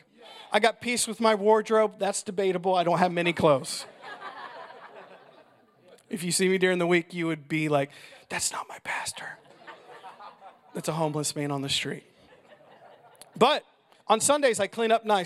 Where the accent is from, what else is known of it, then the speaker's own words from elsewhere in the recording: United States; I'm pure American.